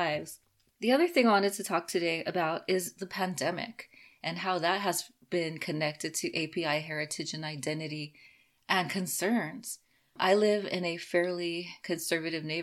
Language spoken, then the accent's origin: English; Los Angeles, California, United States; I grew up in Los Angeles with a lot of new immigrants